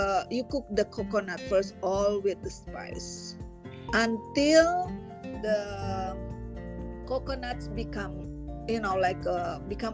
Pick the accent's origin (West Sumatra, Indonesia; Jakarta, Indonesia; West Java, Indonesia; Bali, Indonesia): West Sumatra, Indonesia; now in Canada; I'm from Sumatra Barat.